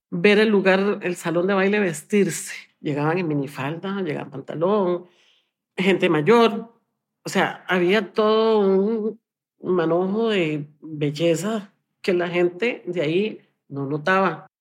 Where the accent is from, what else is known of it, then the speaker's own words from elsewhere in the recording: San José, Costa Rica; soy de San José, Costa Rica